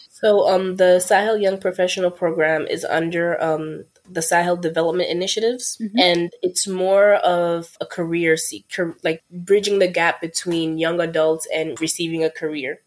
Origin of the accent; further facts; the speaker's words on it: Mali; moved away; I'm originally from Mali, which is in West Africa.